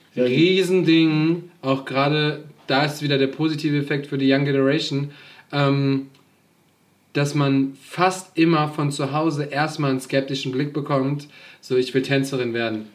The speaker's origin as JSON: {"language": "German", "town": "Hachenburg", "region": "Rhineland-Palatinate", "country": "Germany", "said": "mein Zug nicht mehr nach Hachenburg fährt, wo ich herkomme"}